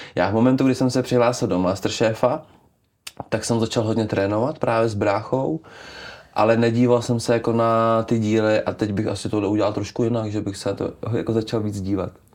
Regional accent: Czechia; já tím, že jsem z Krkonoš

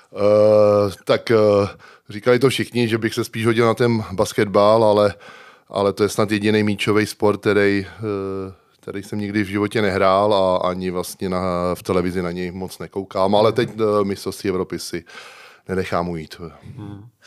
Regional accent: Smetanova Lhota, South Bohemian Region, Czechia; also born or lived in Prague; nejsem rodákem, vlastně já jsem Pražák a vlastně jsem se tam přestěhoval v šesti letech, ale já se považuji prostě tam za, za toho vesnického kluka

